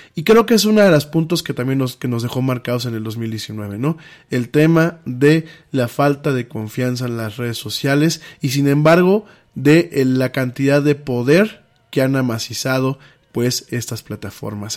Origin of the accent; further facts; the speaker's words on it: Mexico; somos los mexicanos